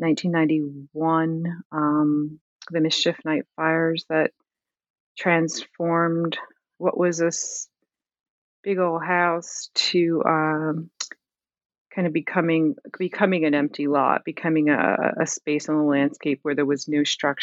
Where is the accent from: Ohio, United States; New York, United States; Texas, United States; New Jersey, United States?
New Jersey, United States; Camden; I'm from Camden, New Jersey.